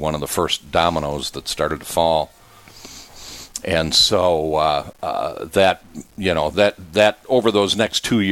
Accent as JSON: {"language": "English", "town": "Watertown", "region": "South Dakota", "country": "United States", "tie": "born or raised there", "also_born_or_lived": "Twin Cities, Minnesota", "moved": "as an adult", "said": "I'm a South Dakota boy. I grew up in Watertown"}